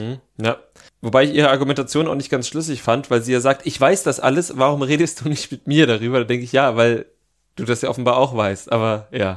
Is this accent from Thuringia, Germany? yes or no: yes; Jena, Thuringia, Germany; beim FC Karl Zeiss Jena in meiner Heimatstadt